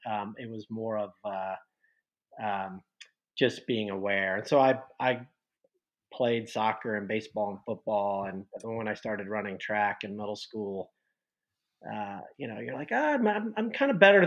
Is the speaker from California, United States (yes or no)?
no; Westerville, Ohio, United States; moved away; also born or lived in Bloomington, Indiana; I actually grew up in Columbus, Ohio, or suburb of Columbus, Ohio, Westerville